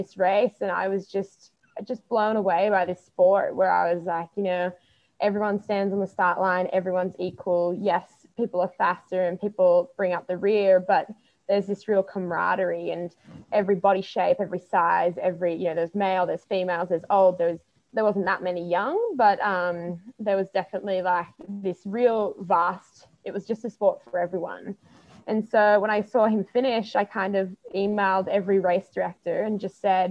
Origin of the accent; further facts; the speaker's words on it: Melbourne, Victoria, Australia; I grew up in the city of Melbourne